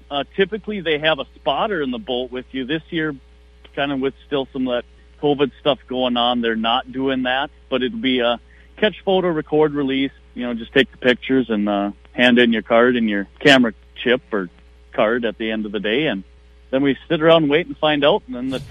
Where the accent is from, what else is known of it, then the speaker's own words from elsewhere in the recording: Ashby, Minnesota, United States; fished these couple lakes right next to my hometown in Ashby